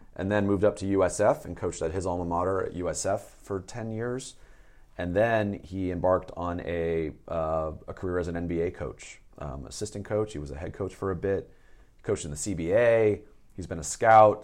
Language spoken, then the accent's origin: English; San Rafael, California, United States; I grew up in Peacock Gap in Santa Fe.